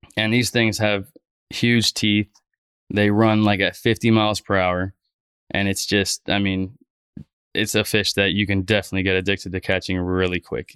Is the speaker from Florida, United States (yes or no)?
yes; Fort Lauderdale, Florida, United States; also born or lived in Miami; Born and raised in South Florida. I was born in Miami and, uh, grew up in Fort Lauderdale